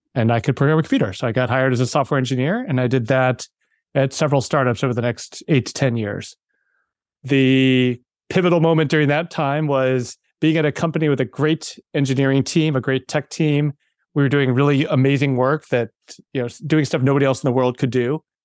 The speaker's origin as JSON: {"language": "English", "town": "Wheaton", "region": "Illinois", "country": "United States", "tie": "born or raised there", "said": "I grew up, uh, in a suburb outside of Chicago, Wheaton, Illinois"}